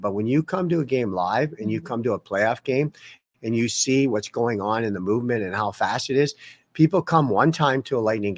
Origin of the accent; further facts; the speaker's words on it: Toronto, Ontario, Canada; moved away as an adult; now in Tampa, United States; Me and my wife came from Canada. She's from Calgary. I was from Toronto.